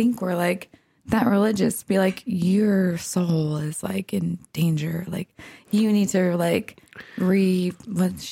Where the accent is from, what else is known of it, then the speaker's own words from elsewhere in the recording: Orange County, California, United States; I grew up in Orange County